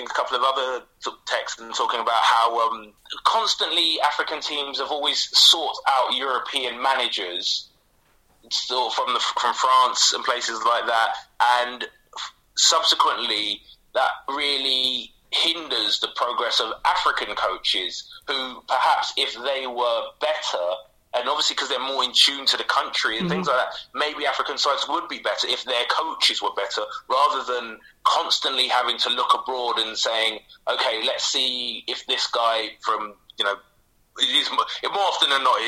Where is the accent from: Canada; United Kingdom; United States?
United Kingdom; London; moved away as an adult; now in South Norwood, London, United Kingdom; I grew up in Camden, obviously, so I was fairly close to Arsenal.